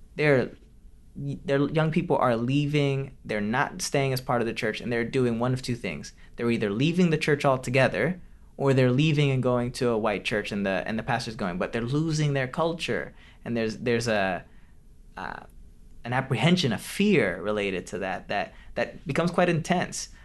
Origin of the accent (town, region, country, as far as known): Detroit, Michigan, United States; born or raised there; moved away; also born or lived in Orlando